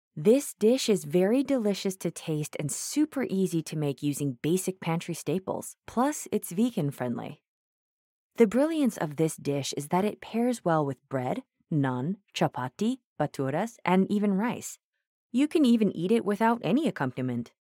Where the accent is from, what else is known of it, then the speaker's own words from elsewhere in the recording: Mumbai, Maharashtra, India; I hail from Mumbai